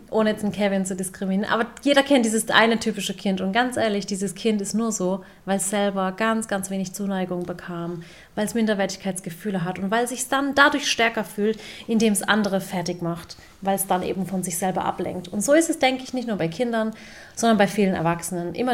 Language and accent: German; Waghäusel, Baden-Württemberg, Germany; sage ich ich komme aus Warkhäusl, bin in Deutschland geboren, meine Eltern sind aus der Türkei.